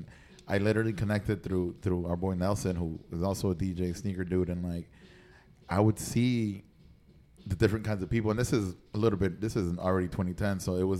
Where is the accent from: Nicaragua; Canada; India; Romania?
Nicaragua; I grew up in Nicaragua.